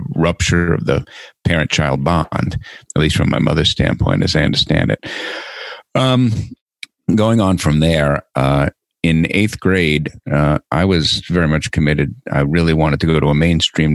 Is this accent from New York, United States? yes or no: yes; New York City, New York, United States; moved away as an adult; also born or lived in Arlington, Virginia; I was born in New York City in September of 1954